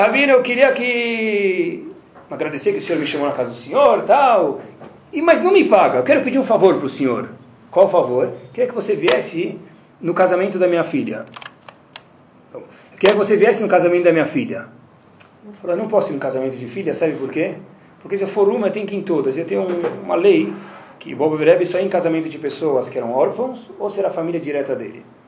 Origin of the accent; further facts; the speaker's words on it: Brazil; eu sou do Brasil